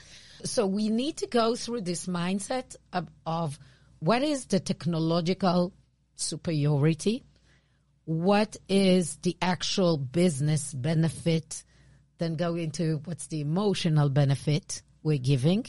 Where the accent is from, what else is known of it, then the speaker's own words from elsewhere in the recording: Israel; accent: Israeli; English is a second language; my Israeli accent.